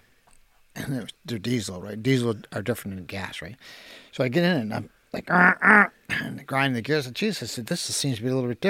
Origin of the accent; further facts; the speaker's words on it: Halifax, Nova Scotia, Canada; I remember my first memories of Fairview were fighting